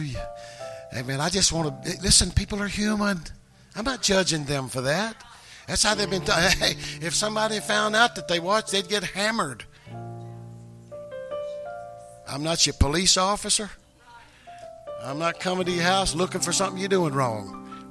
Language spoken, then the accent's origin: English; the Bible Belt, United States; we're from the Bible Belt